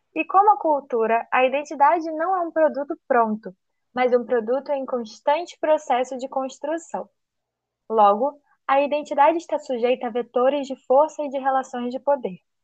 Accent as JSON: {"language": "Portuguese", "country": "Brazil", "said": "nós somos brasileiras, porque não somos chilenas, nem japonesas"}